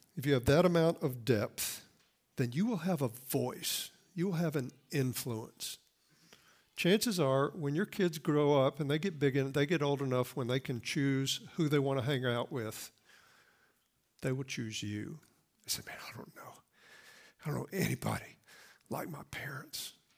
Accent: the Bible Belt, United States; I grew up in the Bible Belt, I mean, right in the buckle of the Bible Belt

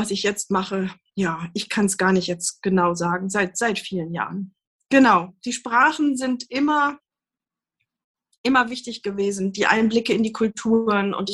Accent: Göttingen, Lower Saxony, Germany; ja, ich bin äh, aufgewachsen in Göttingen, ähm, hab da, äh, bin da zur Schule gegangen, habe da Abi gemacht und bin nach dem Abi in die USA gegangen, nach Kalifornien.

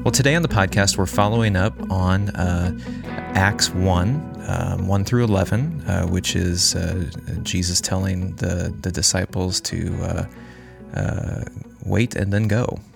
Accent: United States; as American consumers, we are brought up

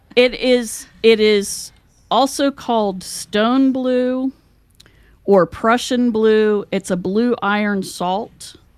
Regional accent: West Virginia, United States; moved away; I came from West Virginia where everybody does things the old fashioned way.

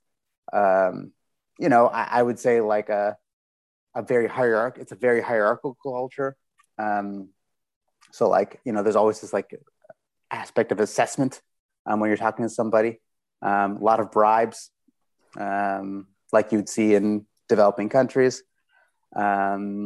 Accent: Seattle, Washington, United States; moved away as an adult; also born or lived in Tarrytown, New York / Houston / Taiwan; now in Berlin, Germany; Then we moved to Seattle when I was 7. Basically I am a Seattleite.

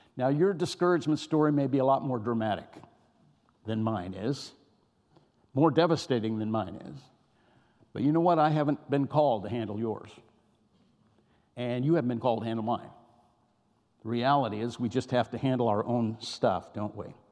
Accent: California, United States; I was raised in California

